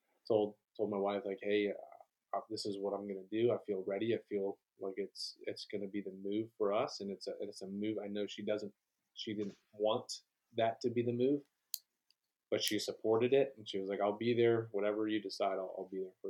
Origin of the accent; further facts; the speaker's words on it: Tucson, Arizona, United States; moved away as an adult; also born or lived in Colorado / Fort Bragg, North Carolina; now in Clarksville, United States; I grew up in Tucson, Arizona, and was born in Colorado, moved down to Tucson when I was young. I spent most, my entire childhood there.